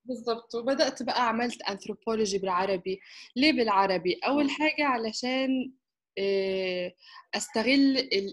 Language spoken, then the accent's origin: Arabic; Egypt; also born or lived in Istanbul, Turkey / United Kingdom; انا آه، مصرية